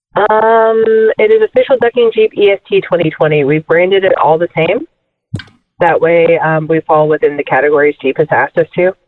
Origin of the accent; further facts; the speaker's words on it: Orillia, Ontario, Canada; also born or lived in Alabama; I'm from Ontario, Canada, but I went to school at Auburn